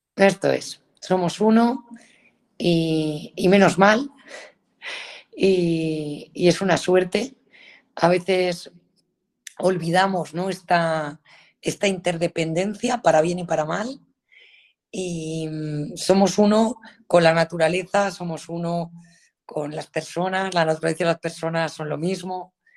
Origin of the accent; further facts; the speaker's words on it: Galicia, Spain; soy gallega